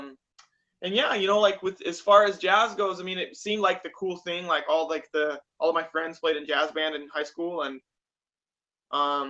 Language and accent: English; Salt Lake City, Utah, United States; moved away as an adult; also born or lived in Fairbanks, Alaska / Minnesota; now in Rochester, United States; I grew up in Salt Lake City, Utah